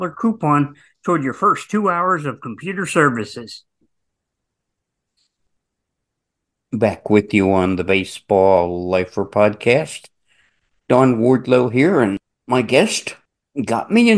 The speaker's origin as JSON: {"language": "English", "region": "New Jersey", "country": "United States", "tie": "born or raised there", "said": "Where I grew up in New Jersey, it was open territory. I lived in the middle section of New Jersey"}